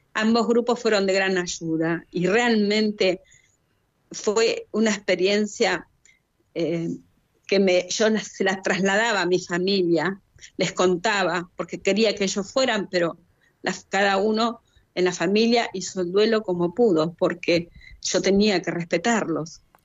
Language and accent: Spanish; Chubut, Argentina; also born or lived in Rawson, Playa Unión (residence); Soy de Argentina, de la provincia de Chubut. Vivo en su capital, en Rawson, Playa Unión